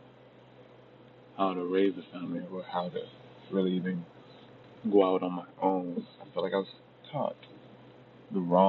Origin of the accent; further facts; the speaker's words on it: Long Beach, California, United States; I'm from Long Beach, California